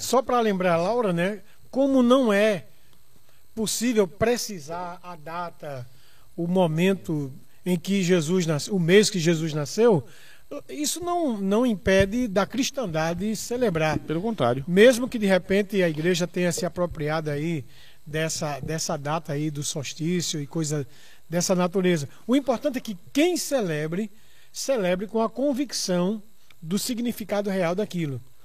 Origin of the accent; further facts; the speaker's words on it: Barbacena, Minas Gerais, Brazil; eu nasci em Barbacena